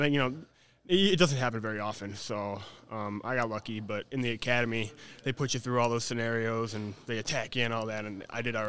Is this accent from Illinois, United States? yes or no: yes; Chicago, Illinois, United States; moved away as an adult; also born or lived in South Carolina; now in Greenville, United States; I'm from Chicago. I just moved down to South Carolina about 3.5 months ago.